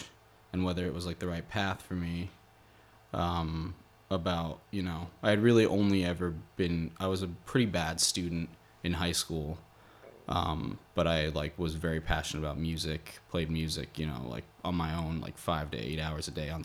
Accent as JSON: {"language": "English", "region": "rural Massachusetts", "country": "United States", "tie": "born or raised there", "also_born_or_lived": "Boston", "said": "I grew up in Massachusetts, in like more like rural Massachusetts, and I'd been there my whole life"}